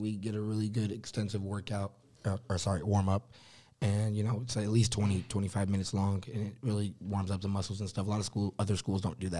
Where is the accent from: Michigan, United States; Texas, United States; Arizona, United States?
Texas, United States; Austin; now in Indiana, United States; I'm originally from Austin, so Texas State's in San Marcos, 30 minutes away from where I live. So, like, grew up, and we still have houses down there and stuff.